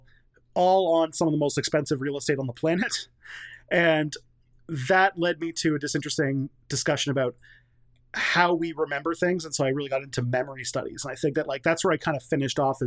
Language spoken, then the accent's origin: English; Canada; as a Canadian